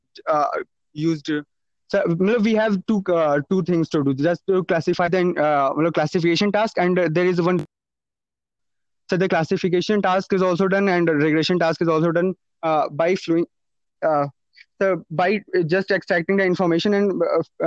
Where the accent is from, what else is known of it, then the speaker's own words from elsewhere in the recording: Uttarakhand, India; I am from Uttarakhand.